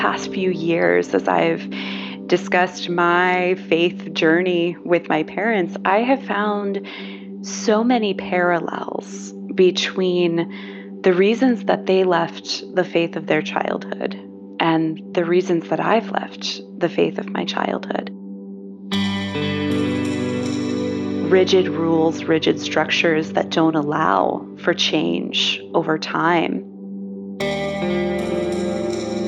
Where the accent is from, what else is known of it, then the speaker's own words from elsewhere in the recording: Pittsburgh, Pennsylvania, United States; I grew up in Pennsylvania, here in Pittsburgh, Pennsylvania, in a fundamentalist evangelical Christian church